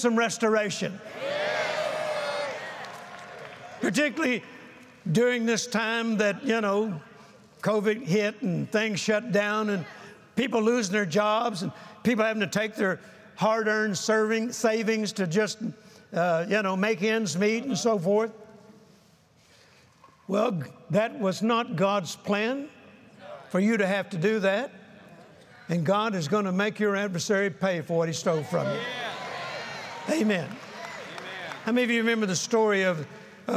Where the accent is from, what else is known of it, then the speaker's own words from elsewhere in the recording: the South, United States; when I was a young boy, I was born in the South, and we Southern boys have a phrase